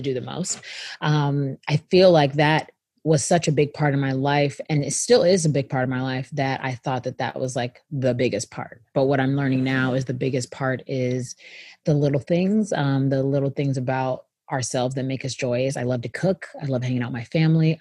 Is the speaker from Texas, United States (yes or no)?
yes; Houston, Texas, United States; moved away as an adult; now in Los Angeles, United States; I'm from Houston, Texas